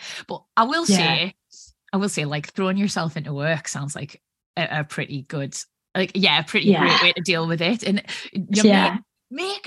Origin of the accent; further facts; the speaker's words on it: Newcastle upon Tyne, North East England, United Kingdom; being a Geordie, like Scarlett Moffat, Gazza